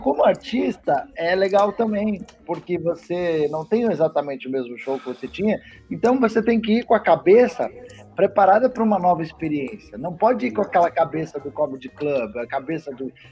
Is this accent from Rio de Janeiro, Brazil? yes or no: no; Curitiba, Paraná, Brazil; eu sou de Curitiba, lá nunca teve drive-in